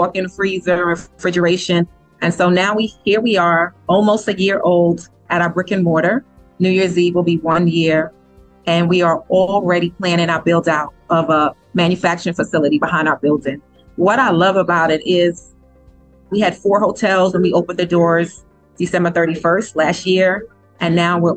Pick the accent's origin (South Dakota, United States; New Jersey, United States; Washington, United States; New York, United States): New York, United States; moved away; I'm originally from New York